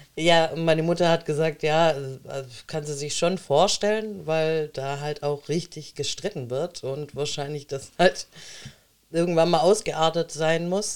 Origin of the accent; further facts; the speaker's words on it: Baden-Württemberg, Germany; also born or lived in Monte San Giacomo, Italy (maternal family); ich ähm, bin Italienerin, ähm, bin aber hier geboren